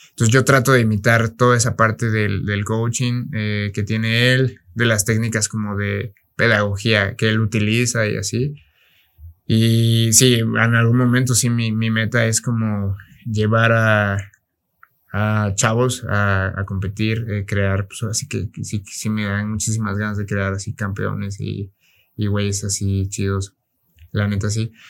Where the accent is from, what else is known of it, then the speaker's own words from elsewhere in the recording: Mexico; Yo soy, pues, soy mexicano